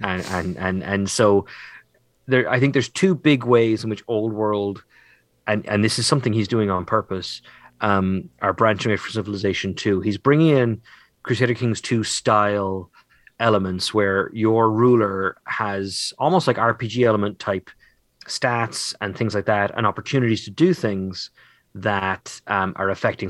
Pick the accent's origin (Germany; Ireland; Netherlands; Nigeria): Ireland; as an Irish boy